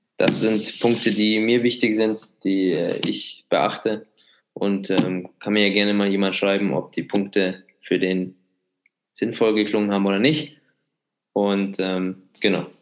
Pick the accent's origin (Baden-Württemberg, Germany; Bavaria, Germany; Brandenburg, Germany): Bavaria, Germany; Munich; bin Münchner, ich unterstütze die Münchner Vereine